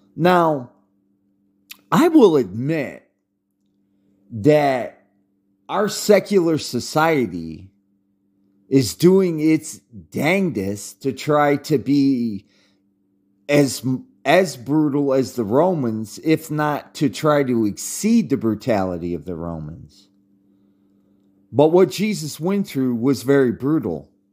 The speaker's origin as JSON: {"language": "English", "country": "United States", "said": "as an American"}